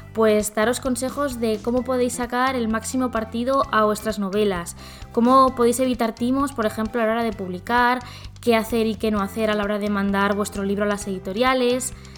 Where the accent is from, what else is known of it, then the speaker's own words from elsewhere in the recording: Zaragoza, Aragon, Spain; now in Barcelona, Spain; nací en Zaragoza, ahora mismo estoy viviendo en Barcelona